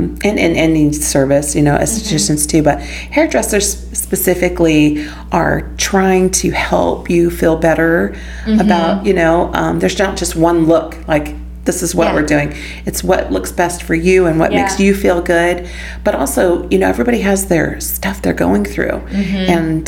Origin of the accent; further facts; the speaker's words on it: Los Angeles, California, United States; Los Angeles, California.